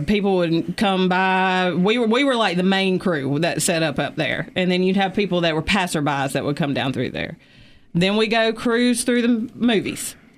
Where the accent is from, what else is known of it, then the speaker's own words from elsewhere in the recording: Easley, South Carolina, United States; I was from Easley